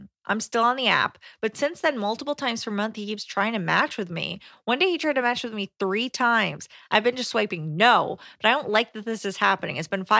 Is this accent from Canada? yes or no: yes; Canada; I wanted to take it slow, hence why I did it during one of the many lockdowns in my country. I'm Canadian.